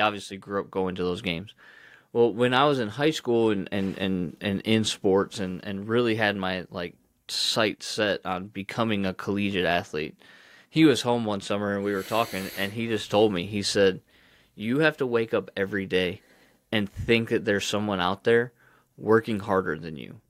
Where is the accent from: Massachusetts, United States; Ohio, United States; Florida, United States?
Ohio, United States; I grew up in Ohio